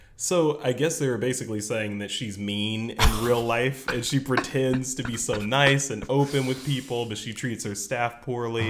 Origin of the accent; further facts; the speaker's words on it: the South, United States; growing up in the South